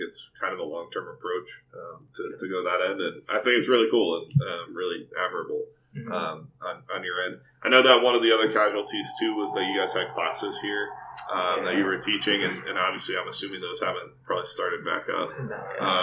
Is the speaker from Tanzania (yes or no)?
no; New Jersey, United States; moved away; I'm from New Jersey